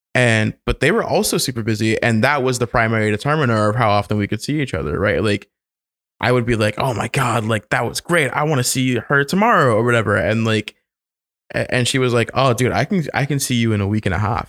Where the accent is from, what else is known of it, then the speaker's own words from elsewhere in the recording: the South, United States; moved away; growing up in the South as a child